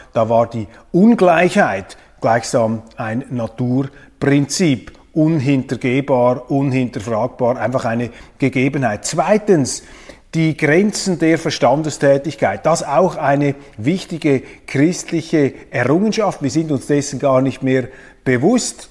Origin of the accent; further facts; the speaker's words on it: Kloten, Zurich, Switzerland; ich bin in Kloten aufgewachsen